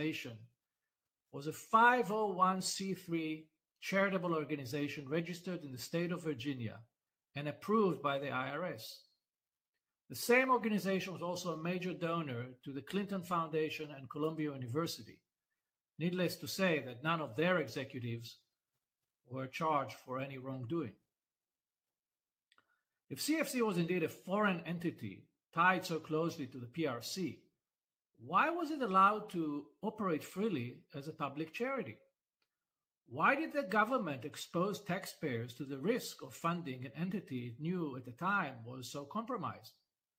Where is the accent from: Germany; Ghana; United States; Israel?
Israel